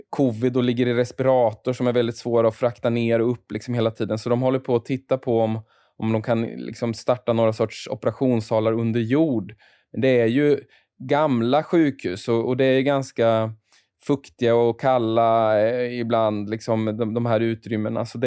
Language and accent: Swedish; Malmö, Skåne, Sweden; vi är från Malmö, Anders och jag.